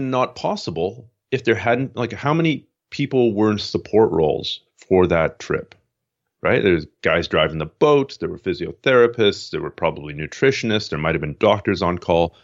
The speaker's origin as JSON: {"language": "English", "town": "Toronto", "region": "Ontario", "country": "Canada", "tie": "born or raised there", "also_born_or_lived": "Montreal, Canada", "moved": "as an adult", "lives_now": "Vancouver, Canada"}